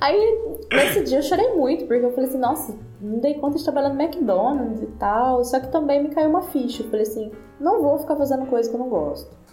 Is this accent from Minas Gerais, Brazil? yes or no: no; interior of São Paulo, Brazil; moved away as an adult; now in Portugal; eu vim do interior de São Paulo, então eu morei 27 anos numa cidadezinha de 100 mil habitantes